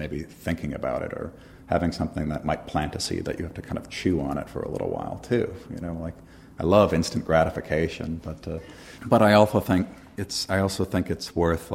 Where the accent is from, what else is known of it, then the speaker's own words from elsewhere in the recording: Minneapolis, Minnesota, United States; moved away as an adult; now in Philadelphia, United States; I'm from Minneapolis originally.